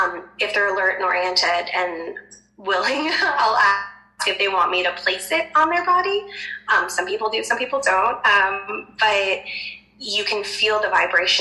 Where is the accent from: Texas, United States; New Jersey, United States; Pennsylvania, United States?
New Jersey, United States; I'm from Jersey, and so everyone's always using their hands.